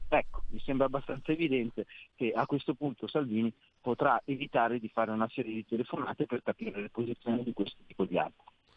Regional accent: Milan, Lombardy, Italy; sono milanese

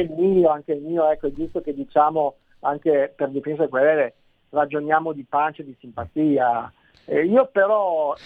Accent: Turin, Piedmont, Italy; io non sono torinese, io sono nato a Torino ma mio padre è nato a Perugia

